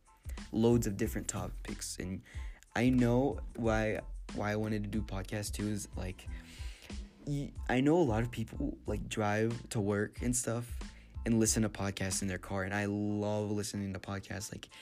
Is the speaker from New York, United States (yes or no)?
no; San Antonio, Texas, United States; now in Mexico City, Mexico; I'm from San Antonio